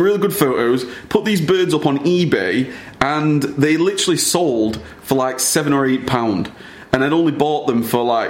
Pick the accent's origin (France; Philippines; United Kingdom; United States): United Kingdom; born or raised there